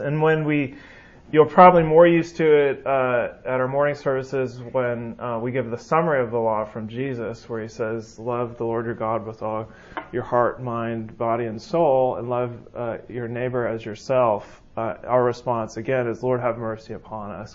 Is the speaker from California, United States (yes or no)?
yes; California, United States; moved away; I'm from California, um, so I say you guys. Um, I'm learning the y'all though